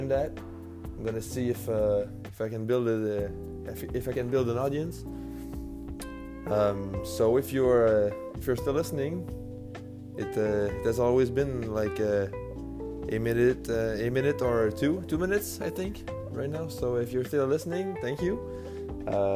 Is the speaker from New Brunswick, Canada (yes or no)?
yes; New Brunswick, Canada; English is a second language; moved away as an adult; now in Quebec City, Canada; I'm a French guy from New Brunswick, Canada